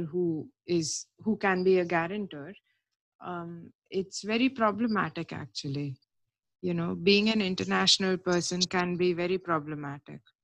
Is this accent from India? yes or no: yes; India; now in United Kingdom; as far as my passport goes, I am Indian